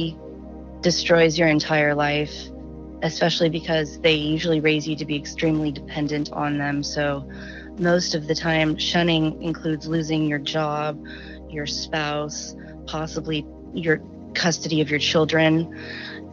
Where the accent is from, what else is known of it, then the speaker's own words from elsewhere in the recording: Southern California, United States; also born or lived in Washington; I'm from Southern California. I live near Joshua Tree National Park, and I've lived in Southern California my whole life. Well, I was born in Washington